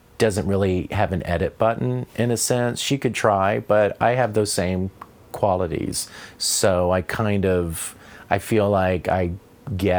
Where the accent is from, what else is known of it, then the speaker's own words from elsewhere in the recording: Tallulah, Louisiana, United States; moved away; also born or lived in Vicksburg, Mississippi; Hometown was Tallulah, Louisiana